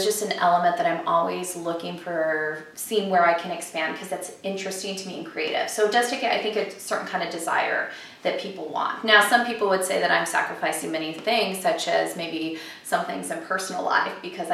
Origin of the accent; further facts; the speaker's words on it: California, United States; moved away as an adult; also born or lived in South Carolina; I grew up in California, I have a lot of family on the East Coast